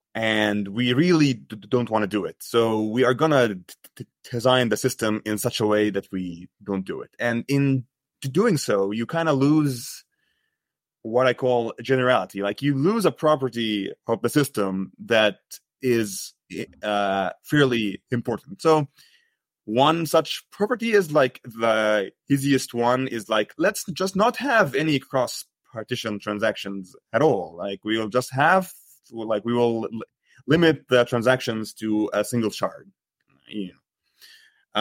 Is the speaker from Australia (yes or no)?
no; Egypt; moved away as an adult; now in United States; I grew up in Egypt. I studied computer science, and then I moved to the U S